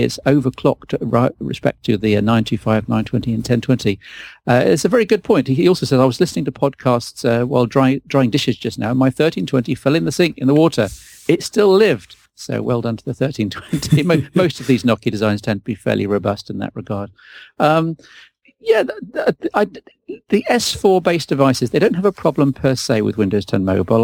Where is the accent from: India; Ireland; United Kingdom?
United Kingdom; I'm a British and proud of it.